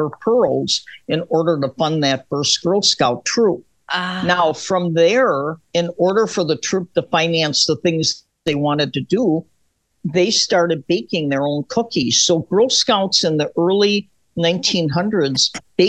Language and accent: English; Wisconsin, United States; now in New York, United States; I'm from Wisconsin, which is Native American country